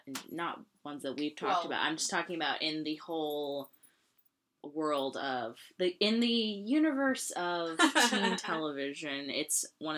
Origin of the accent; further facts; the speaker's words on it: California, United States; we're from California